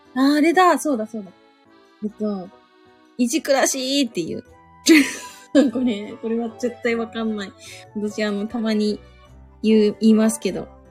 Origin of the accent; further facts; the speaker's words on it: Suzu, Ishikawa, Japan; 私はタコ島町で生まれましたけども。